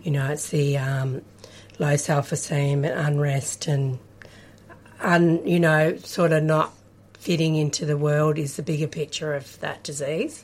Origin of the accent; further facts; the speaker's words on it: Kyabram, Victoria, Australia; I grew up in Kyabram, country Victoria, in the Golden Valley.